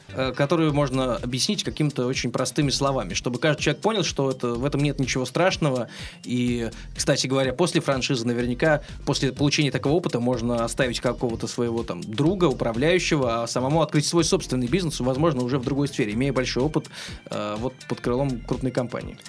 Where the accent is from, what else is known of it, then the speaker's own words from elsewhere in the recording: Oryol, Oryol Oblast, Russia; moved away; в своем родном городе, я, между прочим, из Орла.